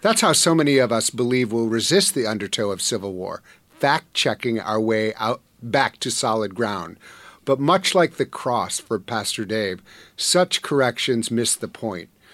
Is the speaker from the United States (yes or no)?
yes; Madison, Wisconsin, United States; I'm from Wisconsin